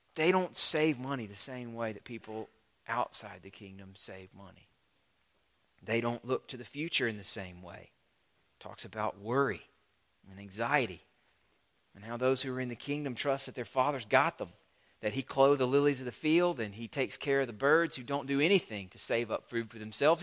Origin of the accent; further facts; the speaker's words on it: the American South, United States; As a Southerner